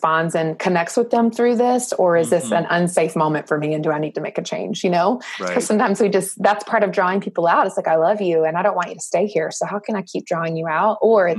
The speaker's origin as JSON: {"language": "English", "region": "the South", "country": "United States", "tie": "born or raised there", "said": "I grew up in the South"}